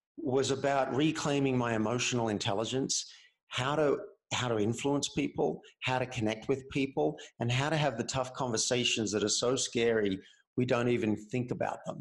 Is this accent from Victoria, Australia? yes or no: no; Cessnock, New South Wales, Australia; moved away as an adult; now in Boulder, United States; I'm from Cessnock, which is near Newcastle, which is near Sydney